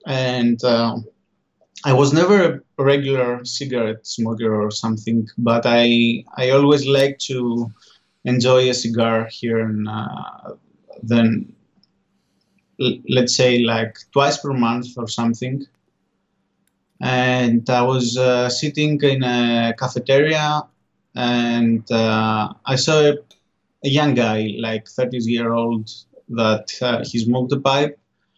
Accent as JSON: {"language": "English", "town": "Paros", "region": "South Aegean", "country": "Greece", "tie": "born or raised there", "second_language": "English", "said": "Yes, in an island called Paros. It's an Aegean island, and for me, it was really nice growing up in this environment."}